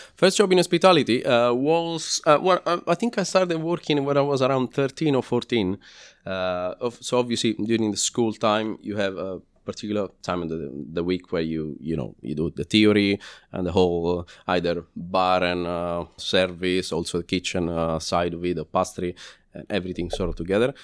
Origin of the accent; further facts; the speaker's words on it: Lazio, Italy; English is a second language; moved away as an adult; now in London, United Kingdom; I'm from Lazio, which is, uh, well, the top part of Lazio, which is, uh, pretty much the same distance between Florence and Rome.